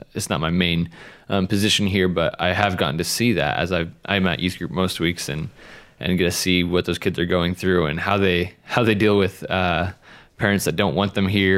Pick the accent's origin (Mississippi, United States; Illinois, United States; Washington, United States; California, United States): Washington, United States; Spokane; moved away; I grew up in Spokane